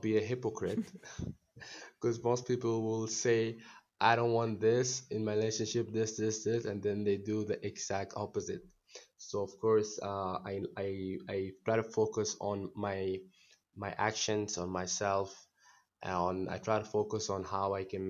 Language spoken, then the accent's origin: English; Northern Sudan, Sudan; also born or lived in India; now in New Delhi, India; I am from Sudan, from North Sudan